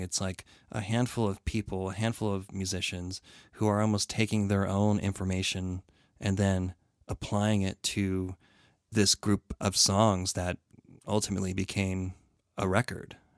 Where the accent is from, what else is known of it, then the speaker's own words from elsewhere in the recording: Connecticut, United States; growing up in Connecticut, … being a Connecticut band